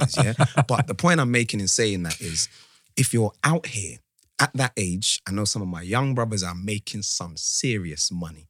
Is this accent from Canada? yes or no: no; Ghana; I'm from Ghana